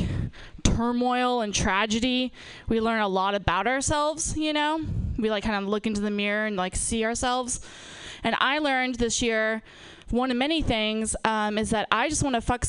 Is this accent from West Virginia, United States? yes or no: no; Napa, California, United States; I'm from, born and raised in Napa